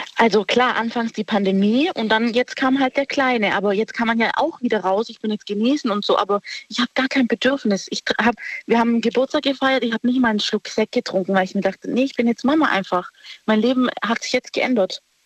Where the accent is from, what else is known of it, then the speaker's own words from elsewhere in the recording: Stuttgart, Baden-Württemberg, Germany; ich bin aus Stuttgart